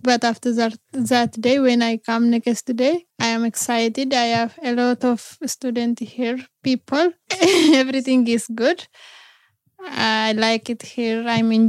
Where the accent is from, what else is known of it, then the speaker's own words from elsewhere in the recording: Oromia, Ethiopia; English is a second language; now in United Kingdom; I come in Oromia. Oromia is in Ethiopia, but just I come in Ethiopia.